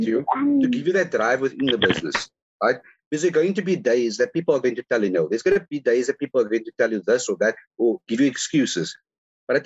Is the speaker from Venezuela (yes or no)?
no; Cape Town, Western Cape, South Africa; I was born in Constantia Hospital.